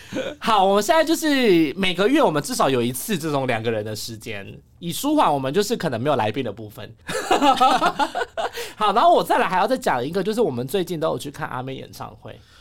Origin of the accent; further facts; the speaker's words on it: Taiwan; 我们台湾人的这个心理素质